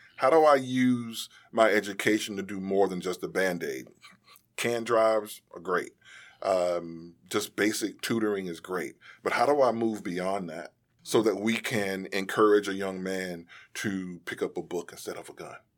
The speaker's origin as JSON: {"language": "English", "town": "Durham", "region": "North Carolina", "country": "United States", "tie": "born or raised there", "said": "When we grew up in Durham"}